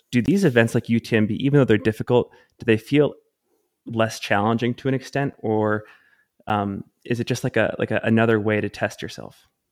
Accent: Salt Lake City, Utah, United States; my hometown, Salt Lake City, Utah.

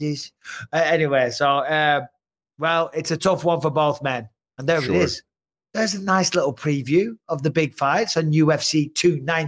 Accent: England, United Kingdom; now in United States; being English

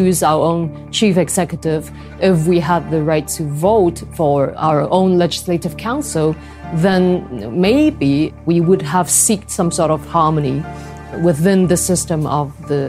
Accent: Hong Kong; I am a singer and pro-democracy activist from Hong Kong.

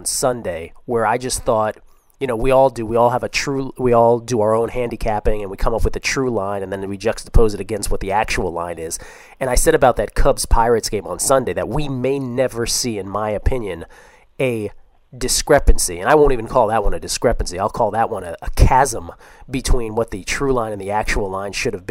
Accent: Washington, District of Columbia, United States; I grew up in Washington D.C. Grew up as a Washington Bullets fan

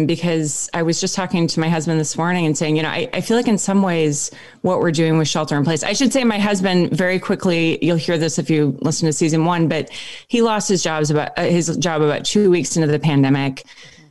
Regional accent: Minneapolis, Minnesota, United States; moved away as an adult; also born or lived in Nebraska / Wisconsin / Oakland, California; now in East Coast, United States; I spent the first 25 years of my life in Minneapolis and grew up actually spending a lot of time in Nebraska

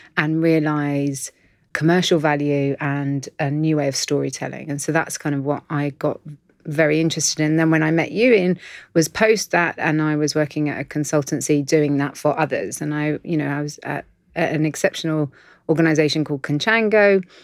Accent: London, United Kingdom; I'm in Londoner

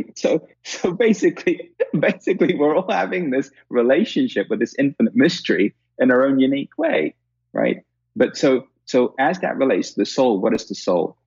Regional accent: India; being Indian, because we've, we've got a 5,000 year old history of this

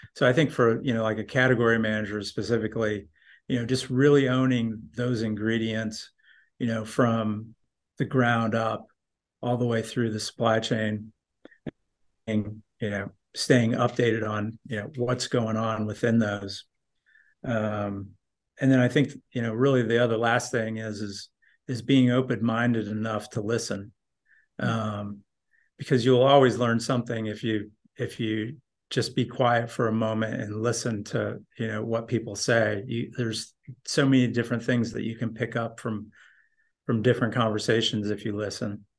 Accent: northern Indiana, United States; moved away as an adult; also born or lived in Colorado; I grew up in Indiana, northern

